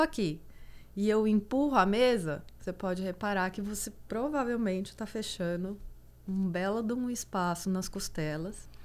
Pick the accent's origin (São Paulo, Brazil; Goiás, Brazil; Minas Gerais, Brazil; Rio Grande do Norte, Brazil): Goiás, Brazil; Eu sou do Goiás e, e, do Goiás mesmo, assim. Então, todo fim de semana eu tava em sítio